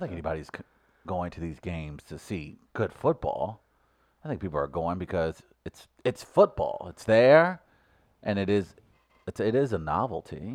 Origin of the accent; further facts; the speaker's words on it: United States; I grew up in North City